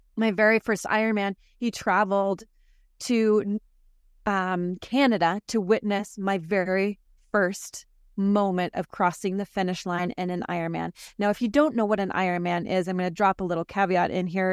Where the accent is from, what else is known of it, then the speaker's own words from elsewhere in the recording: South Florida, Northern Idaho, United States; I was relocated from South Florida to Northern Idaho